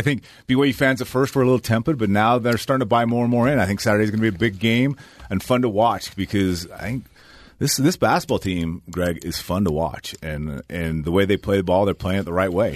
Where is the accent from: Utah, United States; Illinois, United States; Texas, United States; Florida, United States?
Utah, United States; Aggie country; I grew up in Aggie